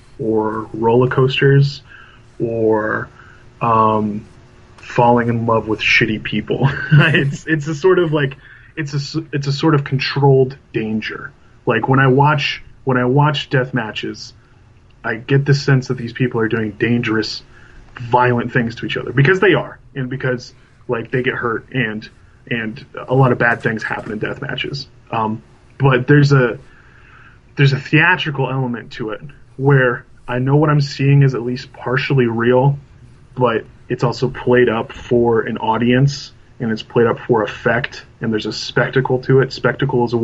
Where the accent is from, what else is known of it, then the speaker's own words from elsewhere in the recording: Indiana, United States; my hometown, my home state of Indiana